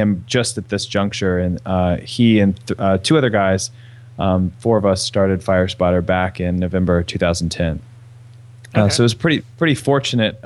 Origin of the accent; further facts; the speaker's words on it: East Coast, United States; I'm from the East Coast